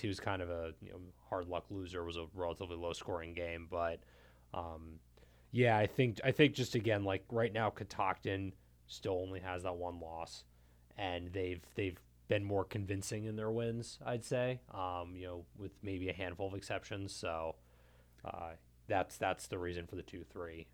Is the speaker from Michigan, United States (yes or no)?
no; Montgomery County, Maryland, United States; I'm from Montgomery County